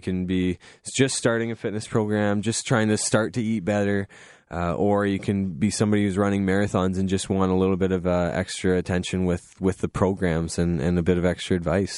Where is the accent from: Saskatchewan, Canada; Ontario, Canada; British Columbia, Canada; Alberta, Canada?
Ontario, Canada; Goderich; I grew up in Goderich. I love Goderich, very small town